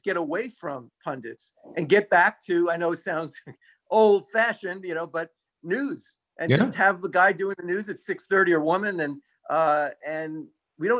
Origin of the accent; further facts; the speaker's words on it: New York City, New York, United States; growing up in Brooklyn